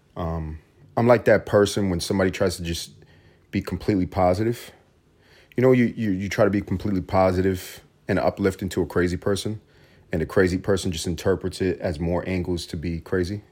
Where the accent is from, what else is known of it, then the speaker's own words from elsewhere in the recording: New York City, New York, United States; also born or lived in Puerto Rico (ancestry); growing up in New York City